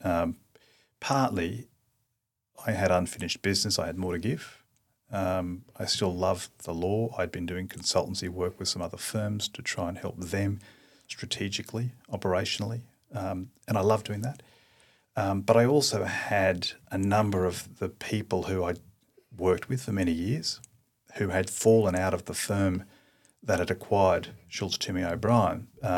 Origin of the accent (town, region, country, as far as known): Queensland, Australia; born or raised there; also born or lived in Darwin, Australia / Toowoomba, Australia / Emerald, Australia